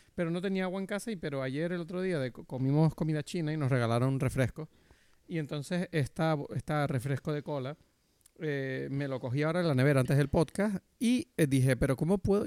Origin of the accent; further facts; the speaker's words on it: Canary Islands, Spain; moved away as an adult; also born or lived in Madrid; desde que yo me mudé de Madrid a Canarias otra vez